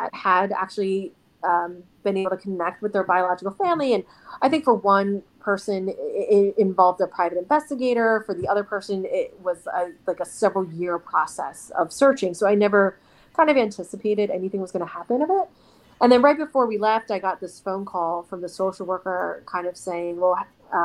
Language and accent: English; United States; also born or lived in South Korea; growing up in the States